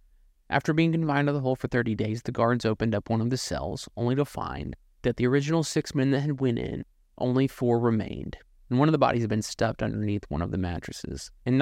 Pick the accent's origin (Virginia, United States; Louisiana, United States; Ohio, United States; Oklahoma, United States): Ohio, United States; Southwest; Growing up in Southwest Ohio